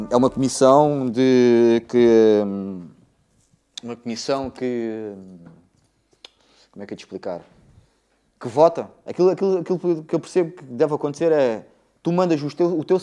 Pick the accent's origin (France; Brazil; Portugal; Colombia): France; born there; Isso é assim, eu nasci em França, no, em 74, na altura da Revolução.